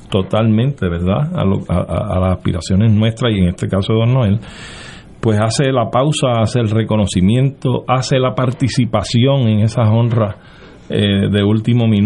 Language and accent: Spanish; Puerto Rico; nuestra identidad nacional como puertorriqueños